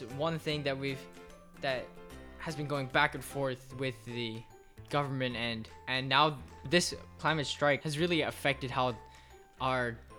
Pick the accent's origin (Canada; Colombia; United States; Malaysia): Malaysia; I'm actually from Malaysia, which is pretty cool.